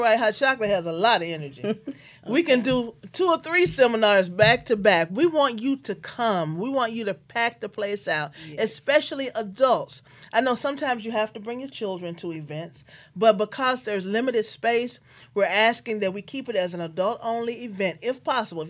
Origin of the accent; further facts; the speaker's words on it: Memphis, Tennessee, United States; I'm from Memphis, Tennessee